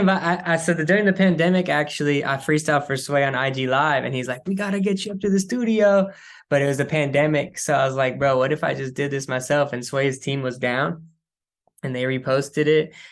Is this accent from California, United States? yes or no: yes; San Francisco, California, United States; also born or lived in Oakland; I grew up in San Francisco. I grew up in the city